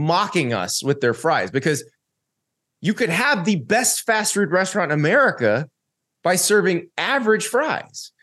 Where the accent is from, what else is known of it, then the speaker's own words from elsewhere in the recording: Florida, United States; I grew up in the South